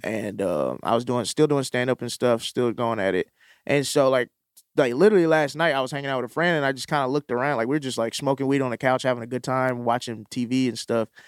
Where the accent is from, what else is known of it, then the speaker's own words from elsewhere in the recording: Mississippi, United States; moved away; I'm from Mississippi